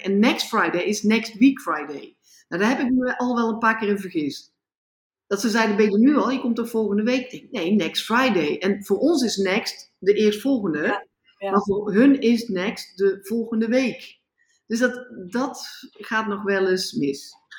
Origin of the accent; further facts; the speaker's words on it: Netherlands; moved away as an adult; now in India; ik ga toch gewoon terug naar Nederland, ik ben toch Nederlander.